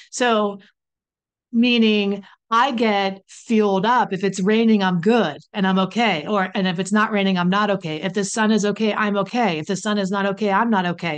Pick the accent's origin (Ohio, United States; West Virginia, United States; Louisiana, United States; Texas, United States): West Virginia, United States; I'm from West Virginia